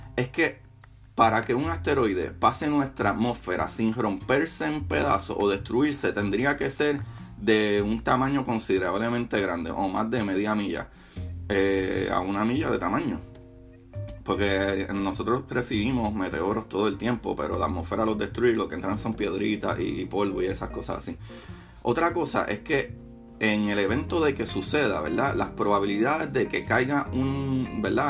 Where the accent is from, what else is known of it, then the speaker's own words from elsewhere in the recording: Puerto Rico; Como buen boricua